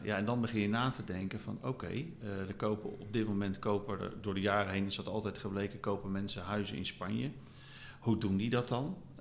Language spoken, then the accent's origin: Dutch; near The Hague, South Holland, Netherlands; moved away as an adult; now in Valencia, Spain; Wij zijn zelf stadsmensen, wij komen uit de buurt van Den Haag